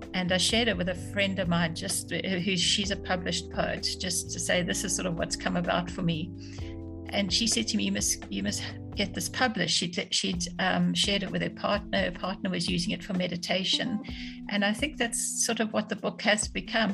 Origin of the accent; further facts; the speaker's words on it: South Africa; also born or lived in London; I grew up in South Africa